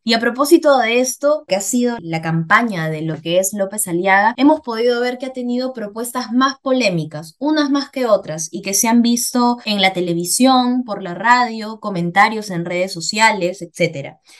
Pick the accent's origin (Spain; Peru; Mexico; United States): Peru; como peruanos